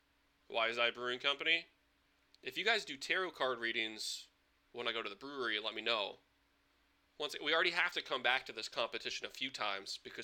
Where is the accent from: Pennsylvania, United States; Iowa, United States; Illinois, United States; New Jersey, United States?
Iowa, United States; Newton; I'm from Newton